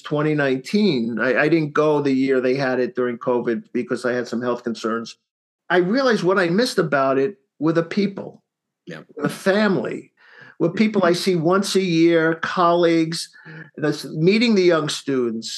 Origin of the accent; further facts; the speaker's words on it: Bellmore, New York, United States; I grew up on Long Island, New York